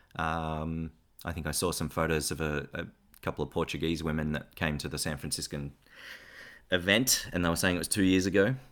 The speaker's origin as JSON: {"language": "English", "town": "Ballarat", "region": "Victoria", "country": "Australia", "tie": "born or raised there", "also_born_or_lived": "Geelong / United States", "moved": "as an adult", "said": "I grew up mostly in Ballarat and Geelong and, and in a little town in between"}